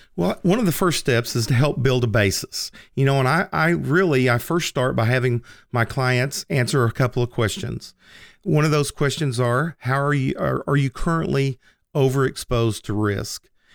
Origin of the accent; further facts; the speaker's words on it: Lindsay, Oklahoma, United States; moved away as an adult; also born or lived in New York; Lindsay, America, or Lindsay, Oklahoma. Uh, that's the town that I was born and raised in.